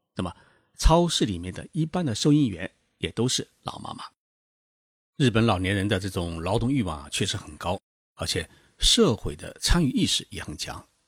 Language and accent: Chinese; China; now in Tokyo, Japan; 我们中国人